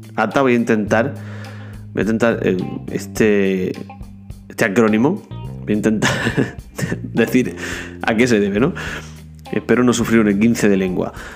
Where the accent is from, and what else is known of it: Almería, Andalusia, Spain